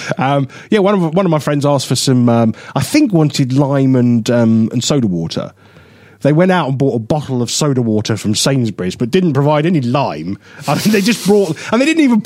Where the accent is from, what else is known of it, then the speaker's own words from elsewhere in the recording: United Kingdom; I'm very British